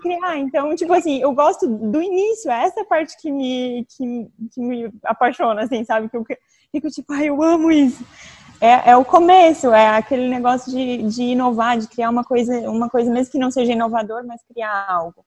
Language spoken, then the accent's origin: Portuguese; Tubarão, Santa Catarina, Brazil; moved away; eu tenho 29 anos e eu sou de Tubarão, Santa Catarina.